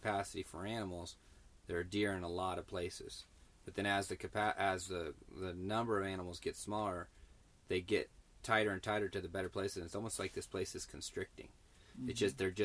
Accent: California, United States; I'm from California

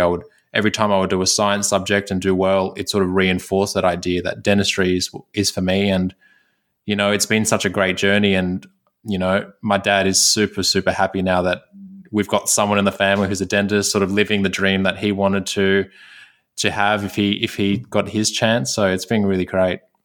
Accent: Sydney, New South Wales, Australia; I was born in Sydney

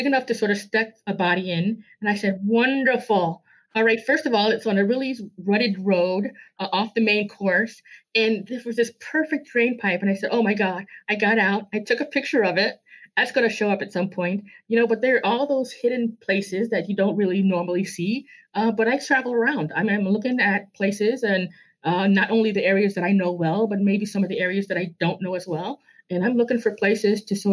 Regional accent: Chicago, Illinois, United States; I'm born here, raised here, work here, live here. This is my town

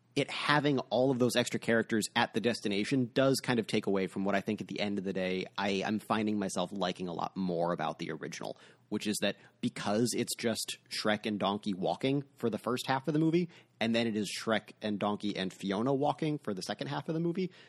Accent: United States; as an American

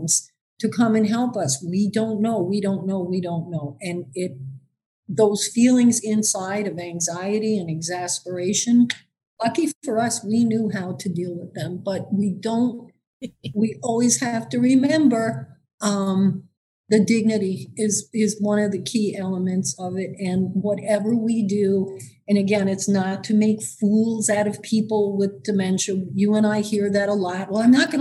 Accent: New York City, New York, United States; now in Michigan, United States; I actually spent the early part of my life growing up on Staten Island

